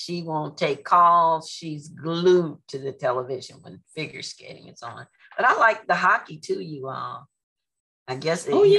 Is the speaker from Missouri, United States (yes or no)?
yes; St. Louis, Missouri, United States; moved away as an adult; now in San Antonio, United States; they left St. Louis, and you know, that's my hometown.